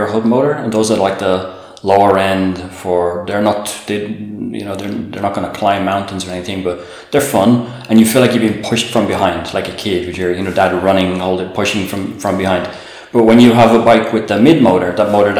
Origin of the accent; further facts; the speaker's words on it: Dublin, Leinster, Ireland; moved away as an adult; now in Puglia, Italy; I'm Irish, from Dublin